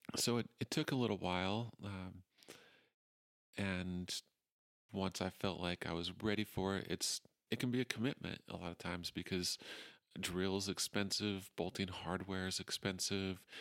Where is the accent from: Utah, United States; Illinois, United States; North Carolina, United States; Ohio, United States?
Utah, United States; moved away as an adult; also born or lived in Portland, Oregon / Moab, Utah / Salt Lake Valley / Ogden; I grew up in Utah